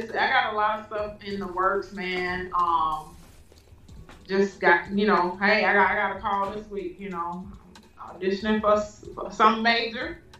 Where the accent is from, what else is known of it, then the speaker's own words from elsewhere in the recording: Houston, Texas, United States; moved away as an adult; now in Atlanta, United States; I'm also doing one in Houston, my hometown.